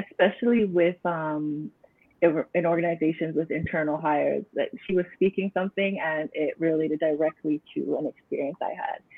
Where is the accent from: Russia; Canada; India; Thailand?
Canada; I was not born in Jamaica, but I was born in Canada to parents who migrated here at big age.